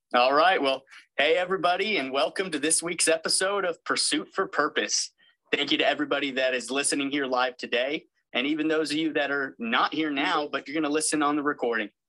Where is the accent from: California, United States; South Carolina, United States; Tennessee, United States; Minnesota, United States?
California, United States; West Covina; now in North Carolina, United States; I'm actually from West Covina, California, and a Citrus College alum